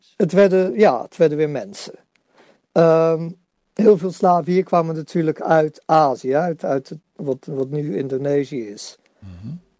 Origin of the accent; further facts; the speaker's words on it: Netherlands; als Nederlanders